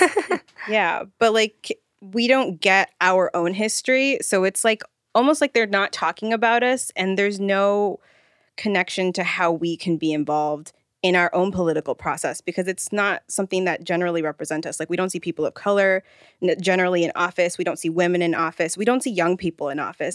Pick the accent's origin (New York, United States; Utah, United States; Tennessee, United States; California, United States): California, United States; Rancho Cucamonga; also born or lived in Los Angeles / Pomona; I'm from Rancho Cucamonga. I'm originally from L A, but we moved out there